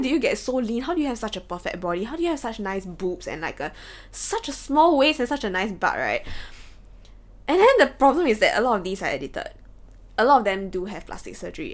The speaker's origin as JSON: {"language": "English", "country": "Singapore", "tie": "born or raised there", "said": "we as Singaporean kids"}